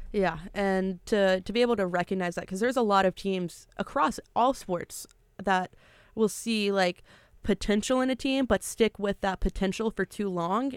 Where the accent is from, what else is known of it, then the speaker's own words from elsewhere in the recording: Memphis, Tennessee, United States; now in New York, United States; my hometown of Memphis, Tennessee